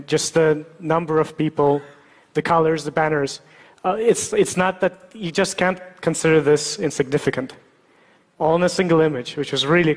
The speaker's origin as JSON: {"language": "English", "country": "Russia", "tie": "born or raised there", "moved": "yes", "said": "I was born in Russia"}